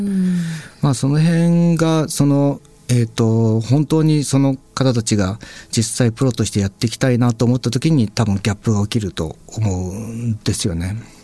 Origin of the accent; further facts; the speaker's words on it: Satsuma, Kagoshima, Japan; 僕、あの、鹿児島県っていうところの、まあ、薩摩町っていうすごい小さい